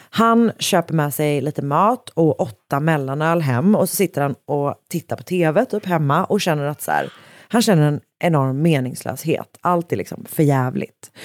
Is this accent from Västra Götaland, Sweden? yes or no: yes; Gothenburg, Västra Götaland, Sweden; jag då som också liksom är från Göteborg